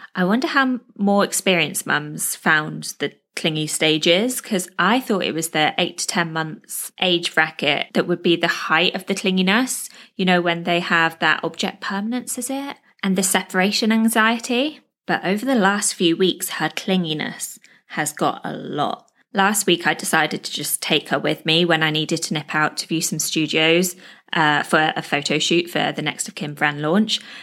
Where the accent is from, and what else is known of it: United Kingdom; moved away as an adult; now in Dubai, UAE